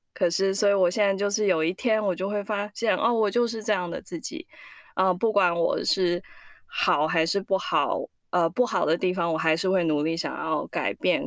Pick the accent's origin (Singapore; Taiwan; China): Singapore; now in United States; 我是在新加坡长大的，可是我爸爸妈妈是，呃，在中，中，中国去的新加坡